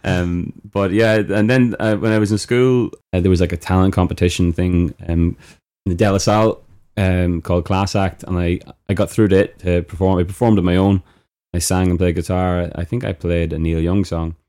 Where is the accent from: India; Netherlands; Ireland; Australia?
Ireland; Knockbridge, Leinster; I am from Knockbridge